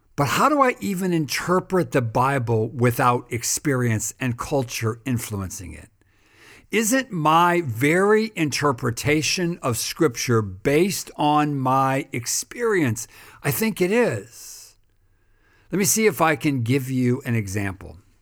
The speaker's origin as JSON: {"language": "English", "country": "United States", "tie": "born or raised there", "said": "when I was growing up in America"}